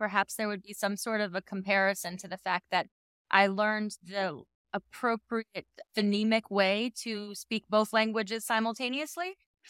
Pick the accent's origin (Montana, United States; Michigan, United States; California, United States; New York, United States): New York, United States; Queens; I grew up in New York. I was in Queens. I don't sound like Fran Drescher. And then I moved to Florida.